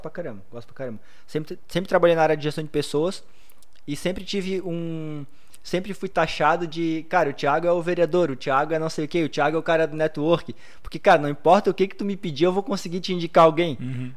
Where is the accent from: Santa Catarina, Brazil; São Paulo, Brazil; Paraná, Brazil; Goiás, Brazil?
Santa Catarina, Brazil; Blumenau; nascido e criado em Blumenau, tenho 34 anos